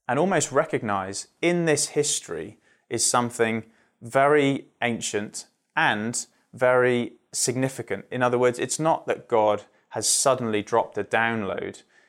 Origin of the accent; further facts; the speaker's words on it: Surrey, South East England, United Kingdom; just outside London in Surrey